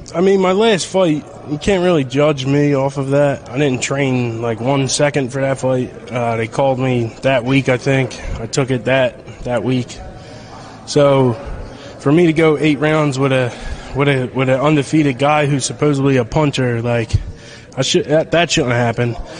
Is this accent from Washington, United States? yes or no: no; Philadelphia, Pennsylvania, United States; in front of my hometown crowd